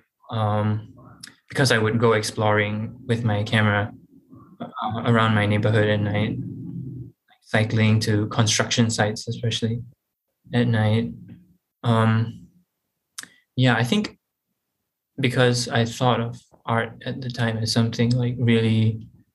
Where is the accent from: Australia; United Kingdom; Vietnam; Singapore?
Singapore; moved away as an adult; now in Rhode Island, United States; growing up in Singapore, it's a very like urban environment